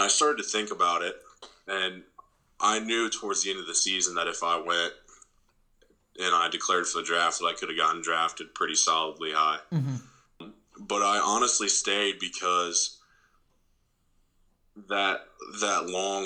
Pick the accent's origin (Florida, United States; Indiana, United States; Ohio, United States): Ohio, United States; I'm from Ohio